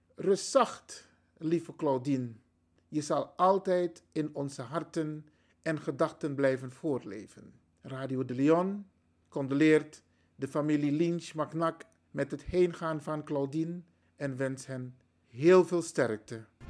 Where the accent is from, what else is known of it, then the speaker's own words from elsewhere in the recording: Suriname; now in Netherlands; de Surinaamse samenleving